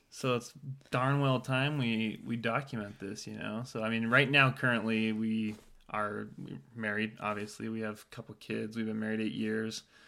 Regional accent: Temecula, California, United States; we're from Temecula is where, where we met. And so I've been living in Temecula for, I think, three years, two years maybe at that point

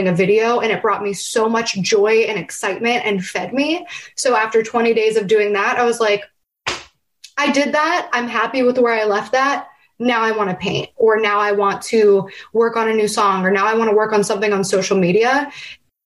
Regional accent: New Castle, Pennsylvania, United States; growing up in Newcastle, Pennsylvania

